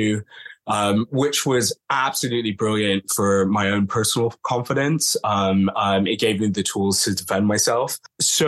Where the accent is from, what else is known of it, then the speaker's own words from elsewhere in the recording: Toronto, Ontario, Canada; now in London, United Kingdom; I'm from Toronto originally, but I grew up in the London fetish scene effectively. So as a 17-year-old